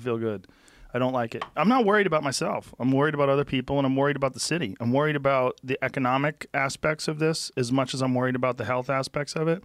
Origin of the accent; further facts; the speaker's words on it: Boston, Massachusetts, United States; moved away; I grew up in Boston.